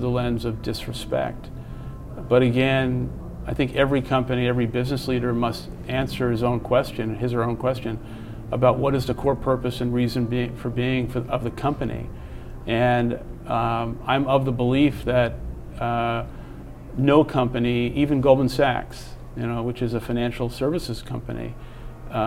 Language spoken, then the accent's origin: English; United States; I'm an American